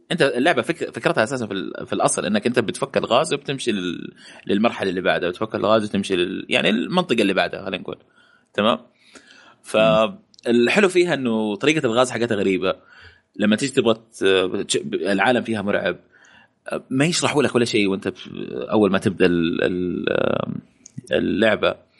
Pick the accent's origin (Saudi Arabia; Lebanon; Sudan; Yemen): Saudi Arabia; عندنا في السعودية